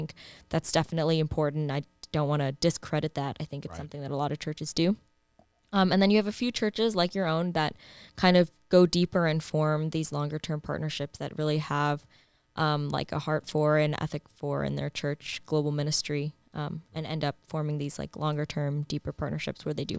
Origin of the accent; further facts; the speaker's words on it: Singapore; I am from Singapore.